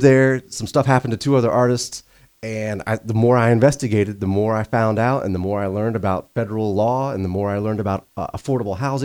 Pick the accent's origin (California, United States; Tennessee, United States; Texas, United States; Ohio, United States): Tennessee, United States; Hendersonville; also born or lived in Nashville, Tennessee; I'm from Hendersonville, but I sort of claim Nashville. I went to Beach High School up in Hendersonville